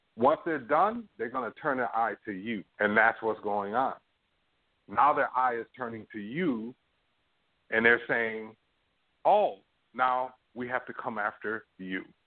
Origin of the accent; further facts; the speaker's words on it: United States; now in Toronto, Canada; I'm American